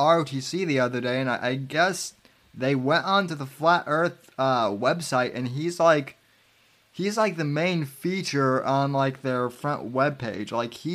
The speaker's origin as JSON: {"language": "English", "region": "Colorado", "country": "United States", "lives_now": "Florida, United States", "said": "like I said, I'm not a native of here. I came here from Colorado. But I certainly understand the all the Florida man jokes."}